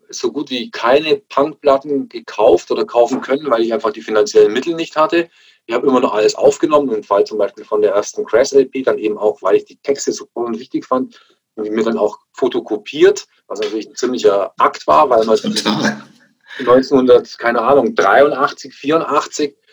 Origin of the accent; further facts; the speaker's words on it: Augsburg, Bavaria, Germany; als ich irgendwelche bunten äh, Punker bei uns in Augsburg am Königsplatz gesehen habe.